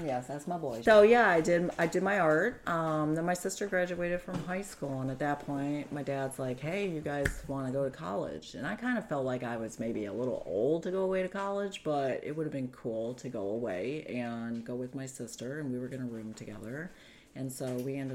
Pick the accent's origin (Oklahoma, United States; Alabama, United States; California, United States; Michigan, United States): Michigan, United States; Union Lake; also born or lived in Clarkston, Michigan; I grew up in Union Lake. I went through Walled Lake Schools